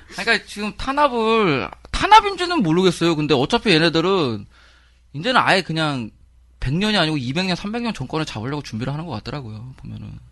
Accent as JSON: {"language": "Korean", "region": "Seoul", "country": "South Korea", "tie": "born or raised there", "said": "제가 이제 서대문에서 태어나고 자랐기 때문에"}